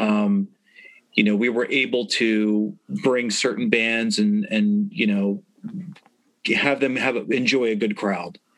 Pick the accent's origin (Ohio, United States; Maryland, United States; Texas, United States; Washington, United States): Maryland, United States; Baltimore; we definitely took pride in that we're yeah. from Baltimore